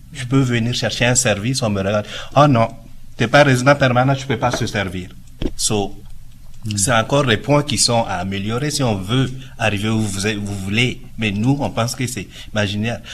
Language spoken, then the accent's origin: French; Niger; now in Canada; je suis d'origine du Niger, c'est en Afrique de l'Ouest